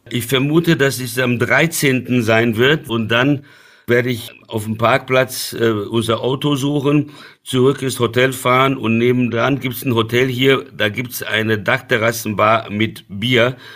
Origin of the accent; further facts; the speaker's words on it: Brazil; now in Germany; ich bin in Brasilien aufgewachsen